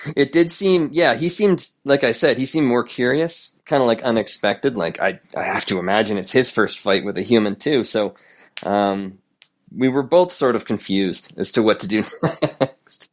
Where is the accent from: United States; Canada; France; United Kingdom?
Canada; who I am as a Canadian